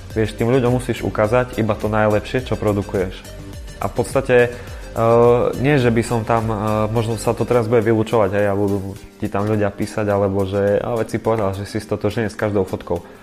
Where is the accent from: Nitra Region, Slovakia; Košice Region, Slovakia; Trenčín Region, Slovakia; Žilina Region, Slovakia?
Košice Region, Slovakia; Košice; som Košičan, pôsobím v Košiciach, ale aj v Bratislave